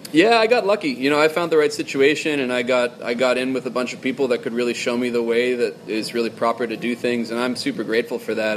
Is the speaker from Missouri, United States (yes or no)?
no; Boston, Massachusetts, United States; moved away; I'm from Boston